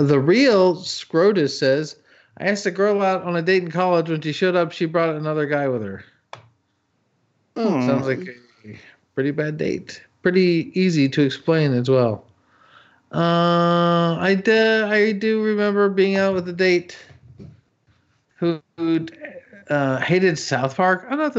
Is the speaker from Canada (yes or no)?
yes; Canada; Me, I grew up in Canada.